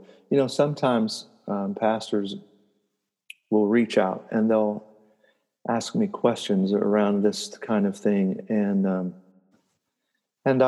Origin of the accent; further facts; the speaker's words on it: United States; here in the United States as an American